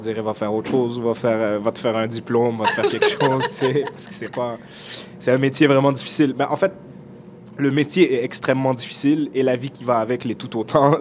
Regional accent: Montreal, Quebec, Canada; J'ai mes amis d'enfance avec qui j'ai grandi dans le Nord, puis j'ai euh, Oussama, mon, ami d'enfance, est humoriste. Euh, Lamine, avec qui j'ai grandi ici aussi

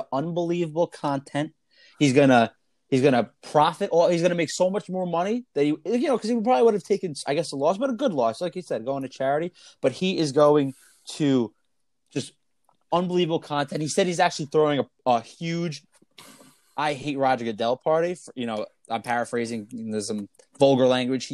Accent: New York, United States; we are both born and raised in New York. Still here

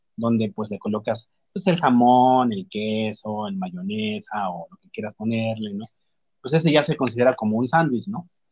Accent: Mexico; Nosotros como mexicanos

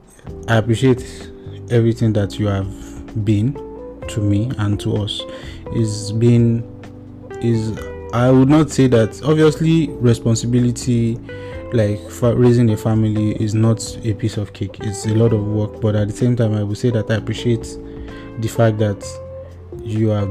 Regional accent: Nigeria

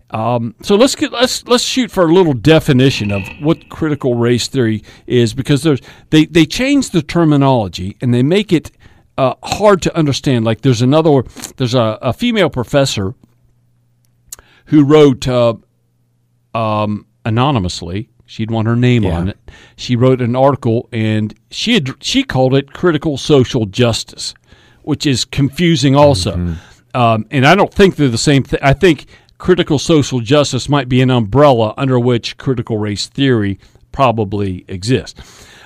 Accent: Oklahoma, United States; I'm from Oklahoma. used to live in West Virginia.

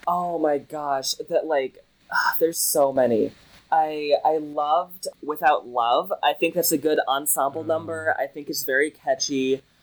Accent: Lexington, Kentucky, United States; I'm from Lexington. It's like the central Kentucky area

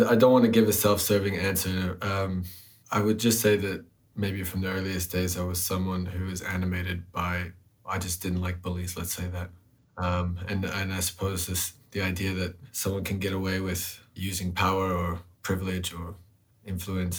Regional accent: United States; moved away; I grew up in the United States

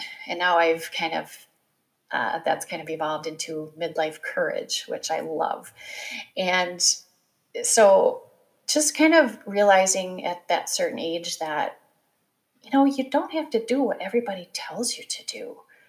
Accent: Midwest, United States; Growing up in the Midwest as the oldest of four kids, you kind of do what you're told to do.

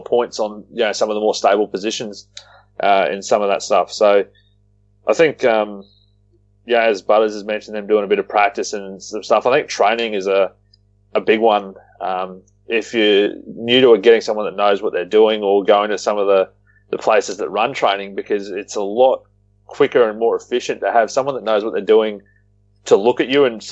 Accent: Australia; we're Aussie

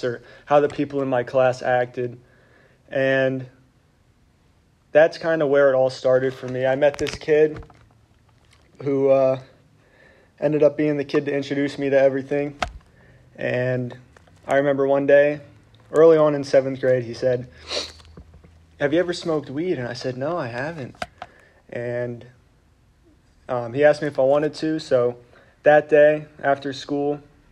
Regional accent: Reading, Pennsylvania, United States; I grew up in Reading, Pennsylvania.

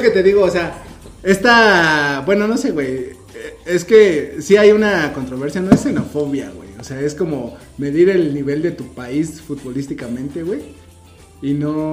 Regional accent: Mexico; nosotros como mexicanos

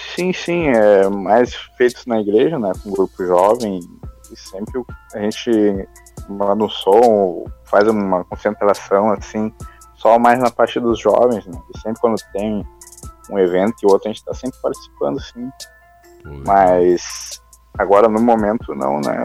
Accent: Pelotas, Rio Grande do Sul, Brazil; accent: gaúcho; now in Bento Gonçalves, Brazil; nasci em Pelotas, no Rio Grande do Sul, mas tô morando hoje em Bento Gonçalves.

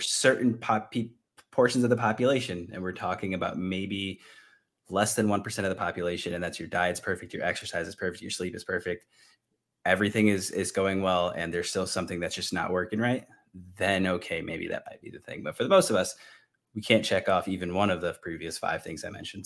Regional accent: Northeast, United States; moved away; I'm from the Northeast

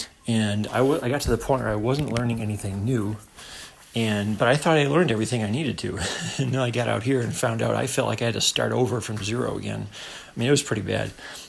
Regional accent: New York, United States; moved away as an adult; I left my home state of New York, which I've been living for a few years, and moved out west thinking that everything was supposed to start happening.

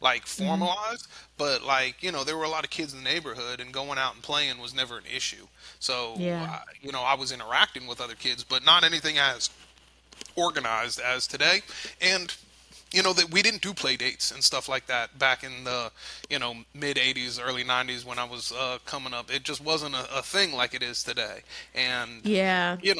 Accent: South Florida, United States; we grew up in South Florida

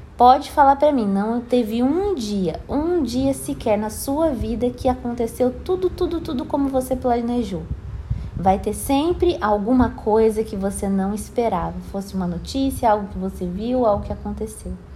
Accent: Brazil; moved away as an adult; sair da minha cidade natal

